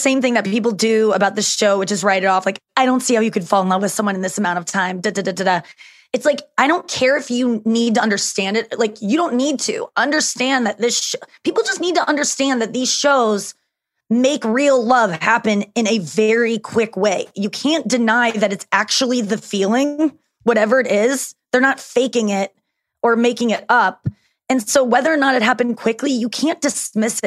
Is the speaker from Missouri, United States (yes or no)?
yes; St. Louis, Missouri, United States; I'm from St. Louis